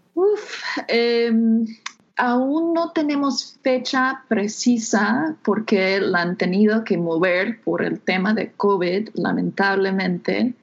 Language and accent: Spanish; United States; Spanish is a second language; moved away as an adult; now in Mexico; soy de, Estados Unidos